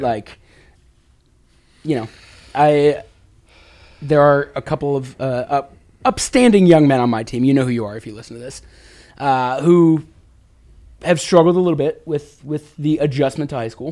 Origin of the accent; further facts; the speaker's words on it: Chicago, Illinois, United States; now in Washington, United States; me growing up in the Chicago area